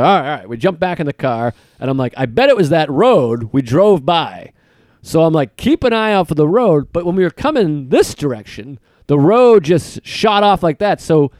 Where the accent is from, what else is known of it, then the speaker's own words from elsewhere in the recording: United States; I'm an American